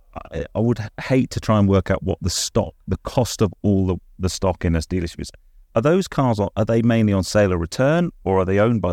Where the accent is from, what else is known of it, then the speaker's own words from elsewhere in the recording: Nottingham, East Midlands, United Kingdom; moved away; we're both from Nottingham